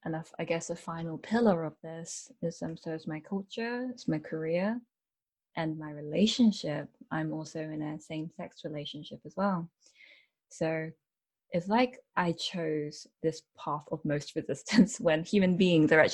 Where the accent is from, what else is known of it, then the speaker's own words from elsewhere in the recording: United Kingdom; I am British born Chinese. So I've always lived in the UK